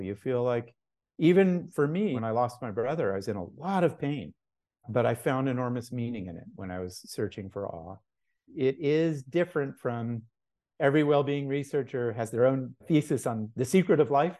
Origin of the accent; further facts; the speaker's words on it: Los Angeles, California, United States; also born or lived in Mexico; I was born in Mexico. I grew up as you say, in Laurel Canyon in the late sixties